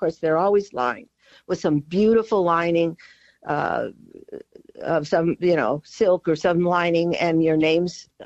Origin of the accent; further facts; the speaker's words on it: Colorado, United States; also born or lived in Boston; now in Denver, United States; growing up in Colorado